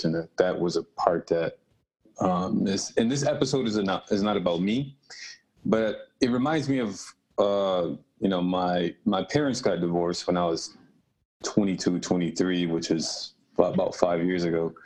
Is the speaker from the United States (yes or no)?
yes; Rochester, New York, United States; also born or lived in Buffalo; I moved back home, my hometown, Rochester native.